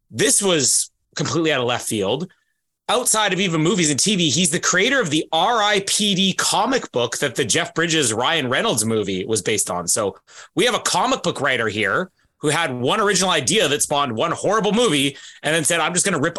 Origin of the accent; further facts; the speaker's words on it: Canada; Well, I think it does because I'm Canadian.